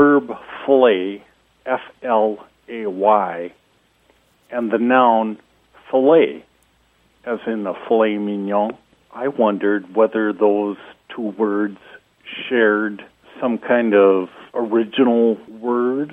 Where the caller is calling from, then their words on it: Madison, Wisconsin, United States; I'm calling from Madison, Wisconsin